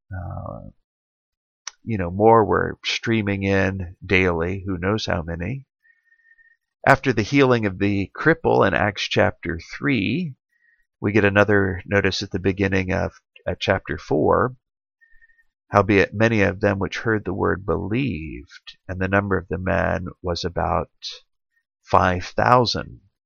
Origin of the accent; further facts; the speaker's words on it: Central or Clemson, South Carolina, United States; my hometown here